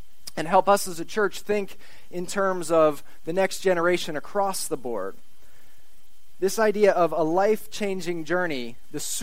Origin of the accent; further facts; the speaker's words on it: Shippensburg, Pennsylvania, United States; as a Shippensburg native